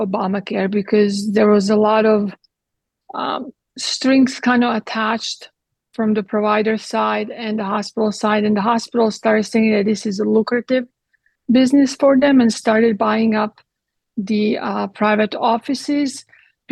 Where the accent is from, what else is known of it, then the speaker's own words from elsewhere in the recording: Croatia; now in Texas, United States; I was born in Croatia, that at the time was Yugoslavia.